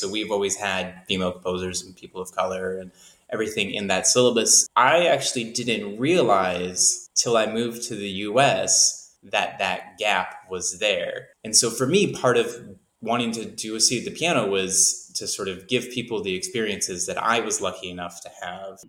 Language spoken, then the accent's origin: English; Canada; now in United States; I grew up in Canada